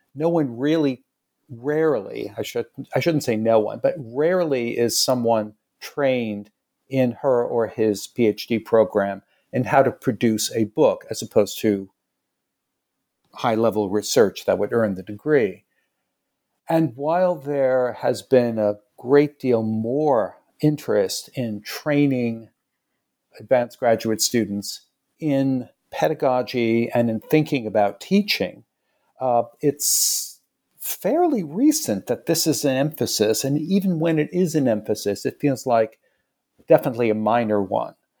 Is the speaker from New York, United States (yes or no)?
yes; New York City, New York, United States; I came back to New York City. I'm from New York